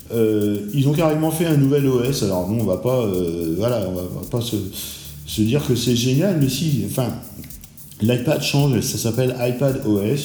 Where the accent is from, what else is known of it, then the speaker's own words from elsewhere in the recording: France; chez nous en France